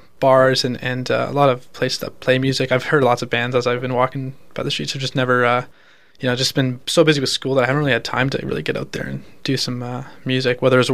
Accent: Milton, Ontario, Canada; moved away as an adult; now in Peterborough, Canada; I grew up in Milton, so being in Peterborough is just a very different type of city.

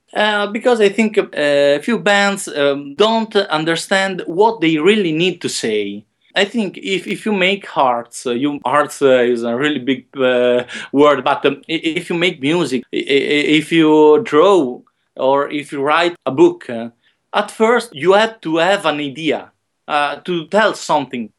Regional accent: Modena, Emilia-Romagna, Italy; also born or lived in Rome; my hometown in Modena, in the north of Italy

